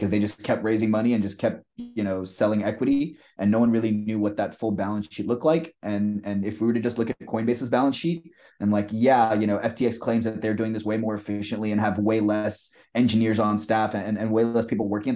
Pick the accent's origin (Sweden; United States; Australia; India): India; I'm like Indian